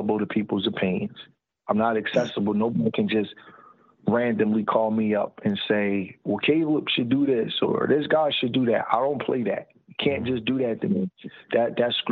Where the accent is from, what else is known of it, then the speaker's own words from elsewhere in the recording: Philadelphia, Pennsylvania, United States; I say it differently because I'm from Philadelphia.